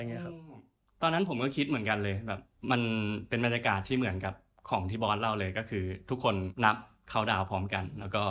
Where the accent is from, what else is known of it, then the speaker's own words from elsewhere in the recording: Buriram, Thailand; moved away as an adult; now in Bangkok, Thailand; ผมจะกลับบ้านบุรีรัมย์